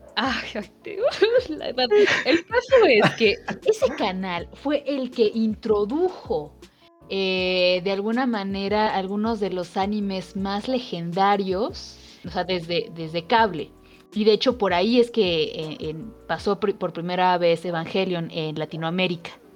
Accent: Mexico; accent: Mexican (Valley of Mexico); tenemos un acento sobre todo en el Valle de México

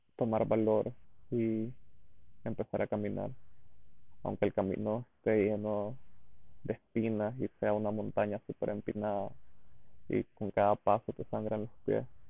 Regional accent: Diriamba, Carazo, Nicaragua; me fui a vivir de nuevo a Iriamba, a la casa de mi mamá, pues porque no quería pagar renta y porque Diriamba, mi pueblo, que es un pueblito en Carazos

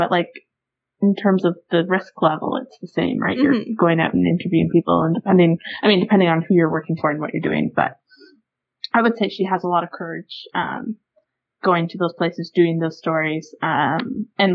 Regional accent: Canada; we're Canadian

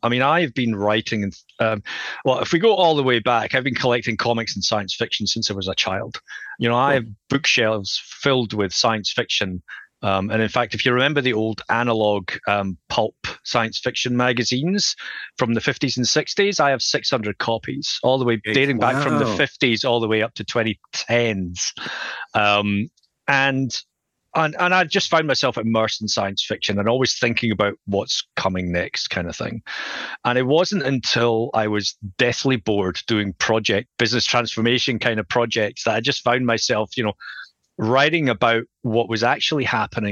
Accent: Scotland, United Kingdom; also born or lived in Edinburgh; if you just can tell from my accent, I'm from Scotland

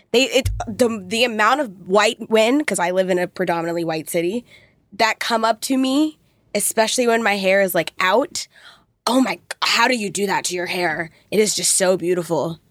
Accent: Thousand Oaks, California, United States; grew up in Thousand Oaks

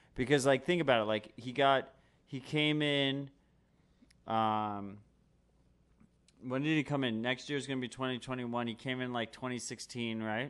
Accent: New York City, New York, United States; I'm born and raised New York. I'm a New Yorker, motherfucker

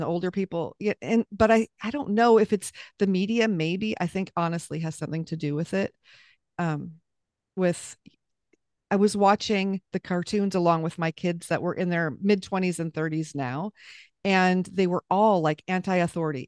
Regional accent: Southern California, United States; moved away as an adult; we lived back in California, where I was raised in Southern California

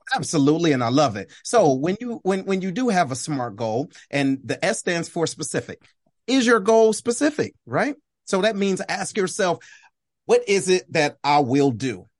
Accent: Detroit, Michigan, United States; I'm originally from Detroit, Michigan

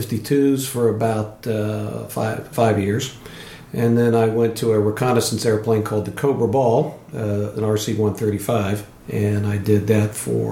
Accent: Columbus, Ohio, United States; moved away as an adult; also born or lived in Denver, Colorado; now in Port Hadlock, United States; I lived in one place. I grew up in Columbus, Ohio

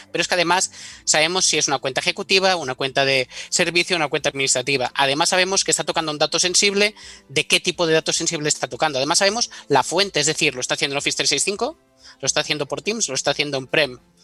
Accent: Menorca, Balearic Islands, Spain; moved away as an adult; also born or lived in Paris / Pyrenees; yo soy de Menorca

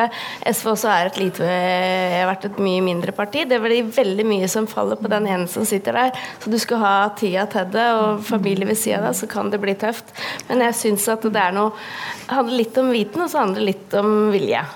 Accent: Mjøndalen, Buskerud, Norway; Jeg er jo da fra Mjøndalen

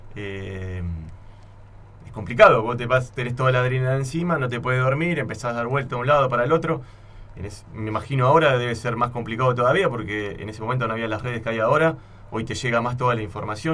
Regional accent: Buenos Aires, Argentina; also born or lived in Santa Fe, Argentina; él lo trasladaron por el trabajo y yo aparecía a los 6, 7 años en Buenos Aires

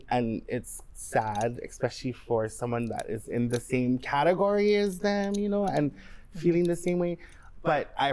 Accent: Waianae, Hawaii, United States; I'm from Waianae.

